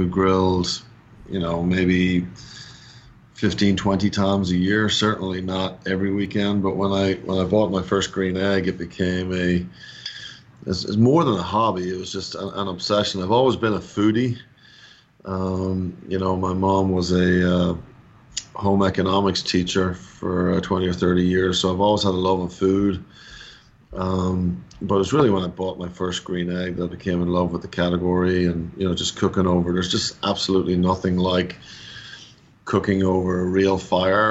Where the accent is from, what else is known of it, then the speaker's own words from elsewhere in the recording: Dublin, Leinster, Ireland; moved away as an adult; now in Atlanta, United States; I'm actually born and raised in Dublin, Ireland, or just north of Dublin.